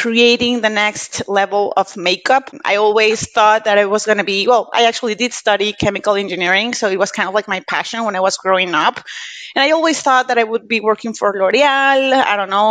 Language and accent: English; Monterrey, Nuevo León, Mexico; first language Spanish; English is a second language; I'm Mexican. I was born and raised in Monterrey, Mexico, with my mom and my family and everything